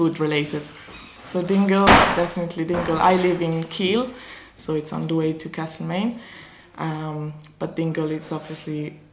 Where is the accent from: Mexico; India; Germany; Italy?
Italy; Dolomites; moved away as an adult; now in County Kerry, Ireland; I am originally from the Dolomites in Italy. So it's a small village up in the mountains in the Italian Alps.